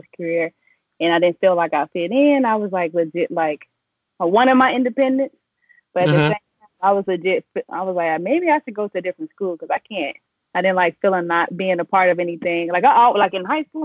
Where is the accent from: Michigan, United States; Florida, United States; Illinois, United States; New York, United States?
Illinois, United States; Chicago; I'm originally from Englewood and born and raised